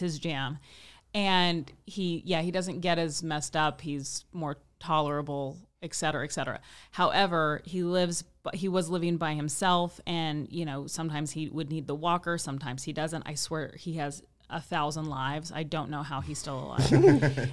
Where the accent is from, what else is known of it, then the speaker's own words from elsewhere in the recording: Midwest, United States; moved away as an adult; also born or lived in Kansas City; now in Los Angeles, United States; I'm from the Midwest